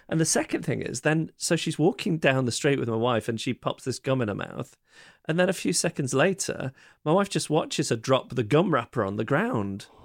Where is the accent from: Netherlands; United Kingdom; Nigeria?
United Kingdom; Manchester, North West England; I'm from Manchester